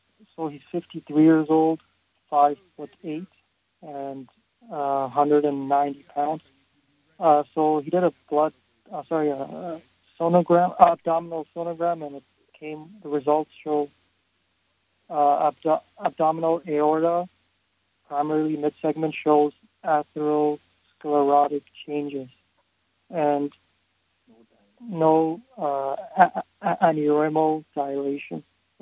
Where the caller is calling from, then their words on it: Toronto, Ontario, Canada; Toronto, Canada.